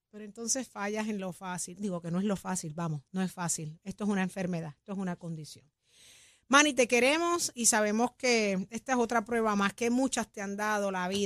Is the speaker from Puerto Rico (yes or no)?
yes; Puerto Rico; porque somos puertorriqueños todos.